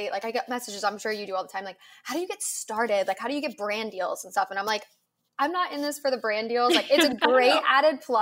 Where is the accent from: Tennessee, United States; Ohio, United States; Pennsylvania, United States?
Ohio, United States; suburb outside of Cleveland; I grew up in an Ohio and like a suburb outside of Cleveland.